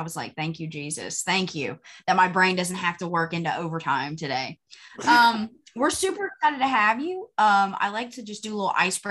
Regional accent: North Carolina, United States; Because I guess it doesn't snow very often where I'm at. I'm originally from the mountains.

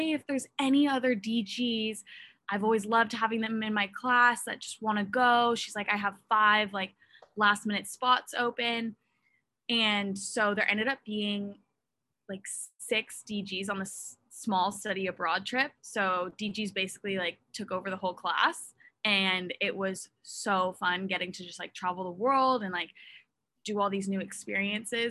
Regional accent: Oregon, United States; moved away as an adult; now in Utah, United States; I'm from Westland, Oregon.

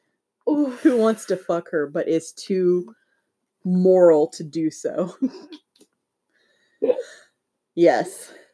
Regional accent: Appalachia, United States; We are from Appalachia.

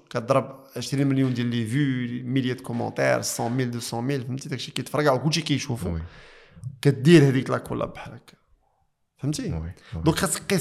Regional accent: Morocco; حنا في الثقافه عندنا في المغرب ما كان تلفظ بالحب

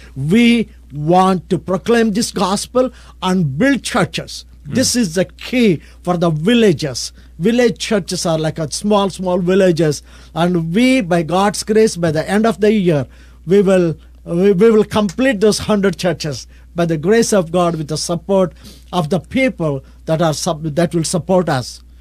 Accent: India; I'm from India, I'm a pastor from India

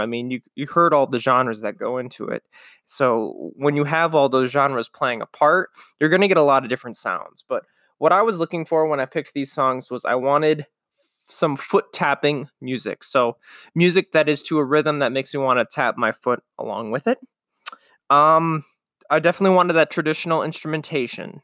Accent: Midwest, United States; especially being a Midwesterner myself

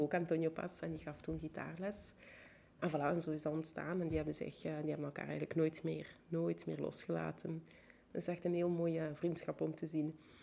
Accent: Bergamo, Lombardy, Italy; Ik ben in Bergamo opgegroeid

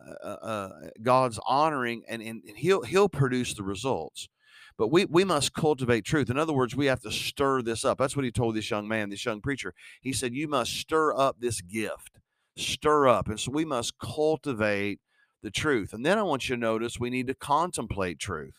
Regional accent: West Virginia, United States; I'm from West Virginia

